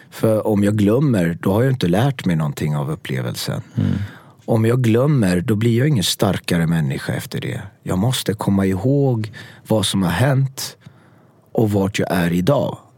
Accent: Gothenburg, Västra Götaland, Sweden; accent: Gothenburg; jag har flytande göteborgska och presenterar mig som

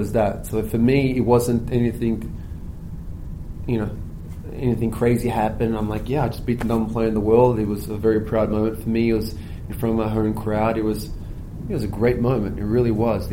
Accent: Melbourne, Victoria, Australia; I grew up on those courts. Melbourne was my hometown.

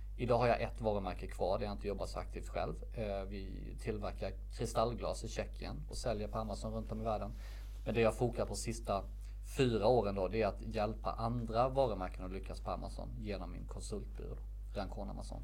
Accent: Värnamo, Jönköping County, Sweden; moved away as an adult; also born or lived in Stockholm; valde jag flytta hem från Stockholm till min hemstad Värnamo

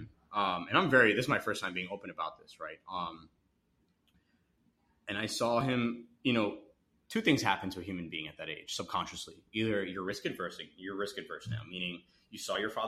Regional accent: Edison, New Jersey, United States; I'm still young, but like immigrant family, grew up in Edison. I grew up near Edison

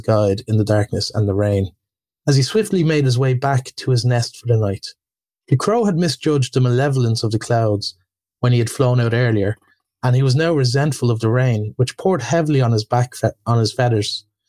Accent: Ireland

